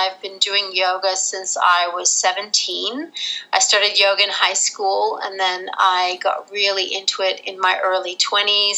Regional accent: Rochester, New York, United States; moved away as an adult; also born or lived in Netherlands; now in Australia; I'm actually American, but I was born in Holland and I grew up in Rochester, New York. And then I moved to Australia when I was 18.

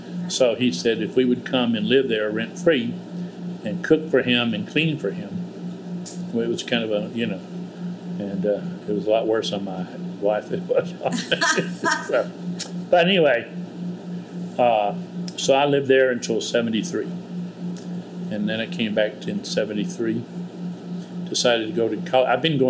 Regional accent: Mississippi, United States; moved away; also born or lived in London, United Kingdom; I was born in Mississippi

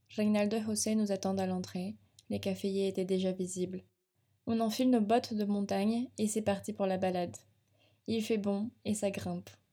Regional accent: France; chez nous en France

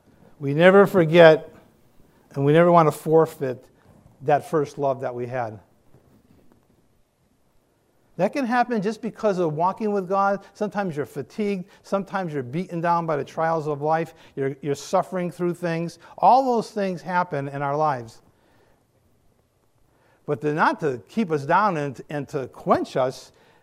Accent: New England, United States; I'm from New England. I can't do any of that.

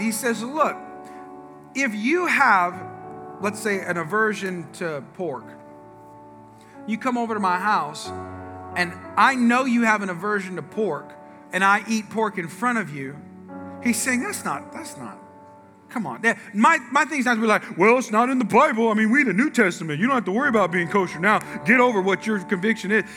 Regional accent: California, United States; moved away; I'm from the West Coast, I'm from California. Okay, I'm sorry to say, but we invented gangs there. Okay, so there's like, I'm from areas of the California where the, where I was born is the murder capital of the world

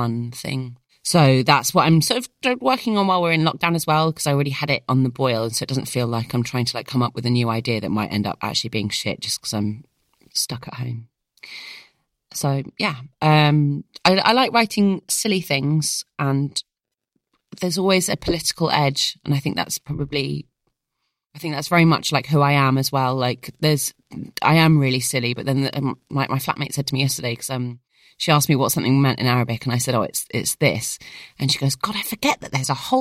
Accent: United Kingdom; being British and Middle Eastern

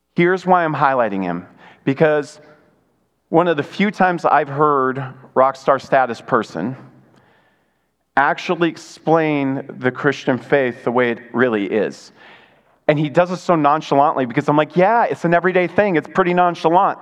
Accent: Michigan, United States; moved away; I grew up in Michigan, uh, an hour away from uh, U of M the big house

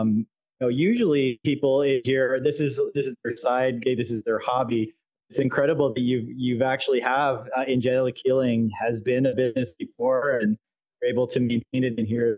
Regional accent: Canada; So my corporeal meat space form is also from Canada.

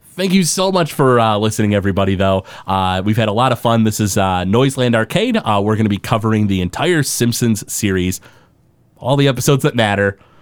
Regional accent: Detroit, Michigan, United States; we're from the Detroit area.

